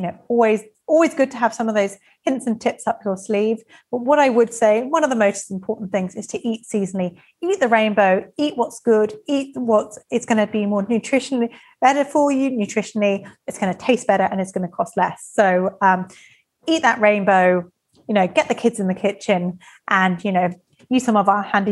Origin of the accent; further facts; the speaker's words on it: England, United Kingdom; I'm English